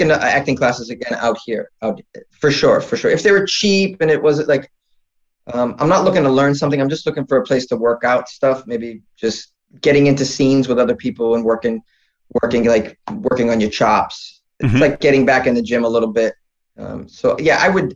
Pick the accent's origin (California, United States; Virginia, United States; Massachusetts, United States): Massachusetts, United States; Boston; moved away; also born or lived in New York City / Los Angeles; I'm originally from Boston